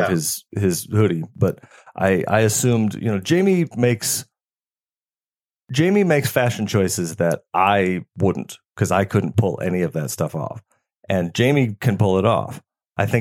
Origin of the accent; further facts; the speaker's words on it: Chicago, Illinois, United States; now in Atlanta, United States; I grew up in Chicagoland.